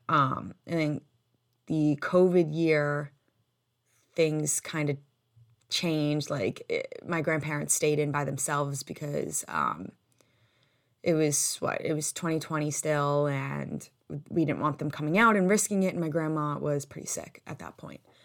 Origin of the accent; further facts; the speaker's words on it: United States; us being full American, like, having grown up here, having been born here